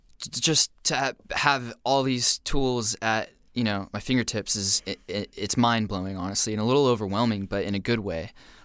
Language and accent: English; San Diego, California, United States; moved away as an adult; now in Los Angeles, United States; So I born and raised in San Diego. Grew up basically on the beach. And I miss it every day now, living in L.A., but grew up in San Diego.